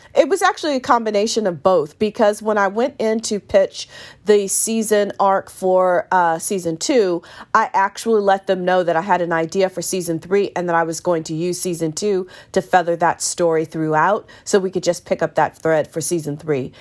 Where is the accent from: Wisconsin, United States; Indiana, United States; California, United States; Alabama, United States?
California, United States; San Francisco Bay Area, East Bay; I grew up in the San Francisco Bay Area in a small town in the East Bay